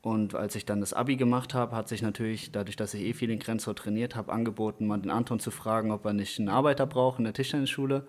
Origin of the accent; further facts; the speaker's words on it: Dernbach, Rhineland-Palatinate, Germany; ich komme aus Dernbach, hier bei Montabaur